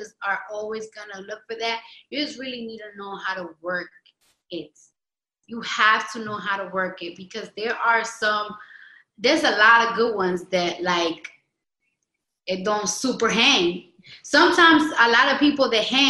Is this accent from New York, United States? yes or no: yes; New York City, New York, United States; I'm from the Bronx